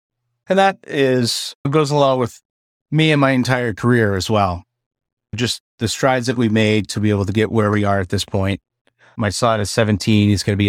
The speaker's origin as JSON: {"language": "English", "region": "Maryland", "country": "United States", "tie": "born or raised there", "said": "Growing up on the Eastern Shore of Maryland, there's nothing better than a hot bushel of crabs."}